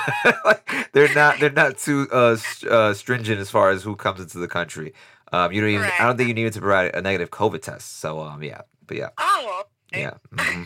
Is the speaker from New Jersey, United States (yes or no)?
no; New York City, New York, United States; I'm from Brooklyn as well, but I'm from the Cypress Hills / East New York area of Brooklyn